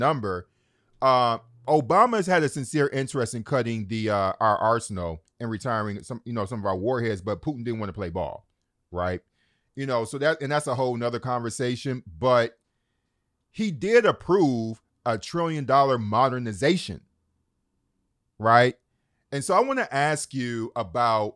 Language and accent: English; Detroit, Michigan, United States; I grew up in Detroit